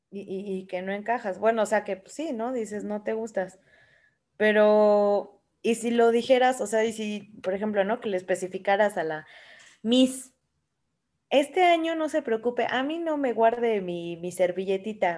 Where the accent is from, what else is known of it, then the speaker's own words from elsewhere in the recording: Mexico; Como mexicana